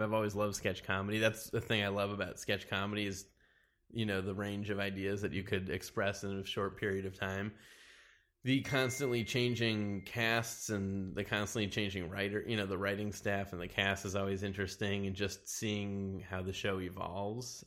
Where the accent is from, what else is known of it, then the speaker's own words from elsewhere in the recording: Wilmette, Illinois, United States; also born or lived in Chicago; Originally, I'm from, uh, Chicago. I lived there for the first four years of my life, and then I moved to a suburb of Chicago called Wilmette.